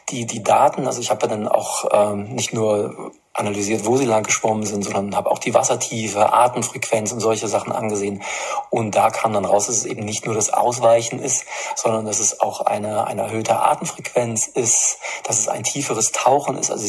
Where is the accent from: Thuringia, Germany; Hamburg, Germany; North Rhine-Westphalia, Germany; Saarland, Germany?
Thuringia, Germany; Erfurt; wenn sich Städte, wie es auch in meiner Heimatstadt der Fall ist, in, in Erfurt äh, zu einem grundsätzlichen Leinenzwang verpflichtet sehen